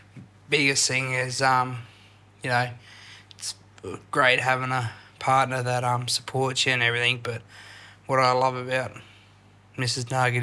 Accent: Australia

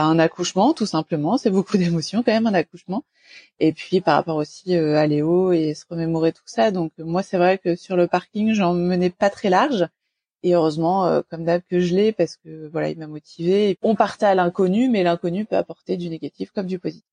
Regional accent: Normandy, France; qui vient de Normandie, proche Paris mais Normandie quand même

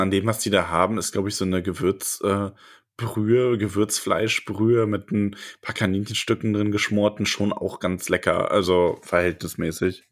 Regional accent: Solingen, North Rhine-Westphalia, Germany; moved away; meiner alten Heimat Solingen

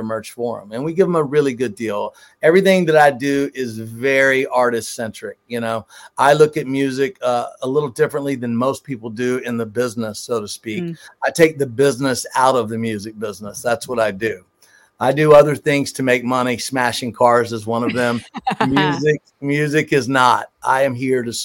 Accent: Georgia, United States; also born or lived in Jacksonville, Florida; I was born and raised in Georgia. I went to high school in Jacksonville, Florida

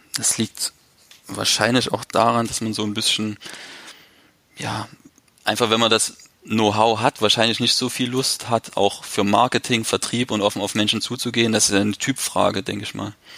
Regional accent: eastern Germany, Germany; now in Leipzig, Germany; bei uns im Osten

